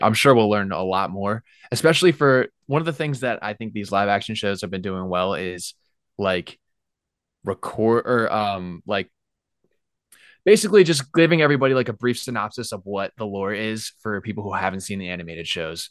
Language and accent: English; Lehigh Valley, Pennsylvania, United States; also born or lived in Alabama; I'm from Philly. Well, I'm from Lehigh Valley.